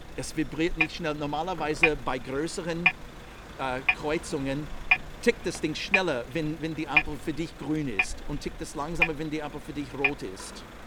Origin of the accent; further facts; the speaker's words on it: United States; German is a second language; moved away as an adult; now in Vienna, Austria; ich komme aus den Staaten, bin schon seit langem in Österreich, seit über 40 Jahren